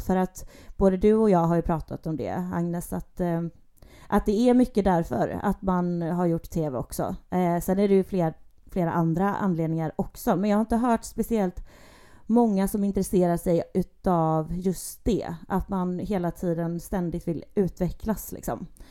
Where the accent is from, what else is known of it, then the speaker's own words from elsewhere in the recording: Gothenburg, Västra Götaland, Sweden; Jag är född och uppväxt i Göteborg. Bor även i Göteborg at the moment